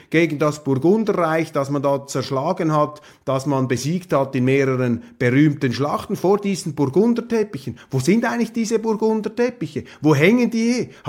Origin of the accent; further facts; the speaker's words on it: Switzerland; deshalb ist es unsere Aufgabe als Schweizer, ist es Ihre Aufgabe, hier das Rückgrat zu sein, das unseren Politikern derzeit fehlt.